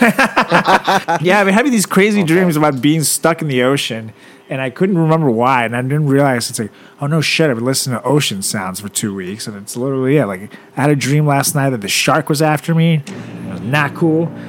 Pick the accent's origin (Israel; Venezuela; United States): Venezuela; moved away; my hometown Venezuela